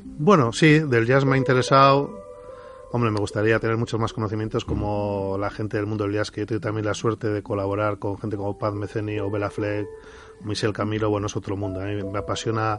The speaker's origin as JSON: {"language": "Spanish", "town": "Bilbao", "region": "Basque Country", "country": "Spain", "said": "yo soy de Recalde, un barrio"}